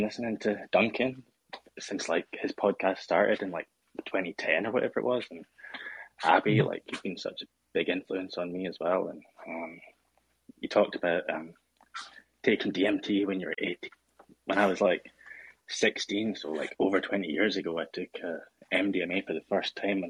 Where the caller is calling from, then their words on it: Edinburgh, Scotland, United Kingdom; I'm calling from Edinburgh, Scotland.